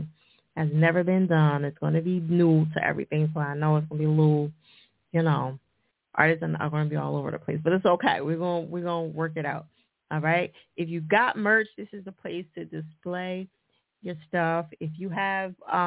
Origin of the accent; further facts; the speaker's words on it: New Jersey, United States; Jersey, my home state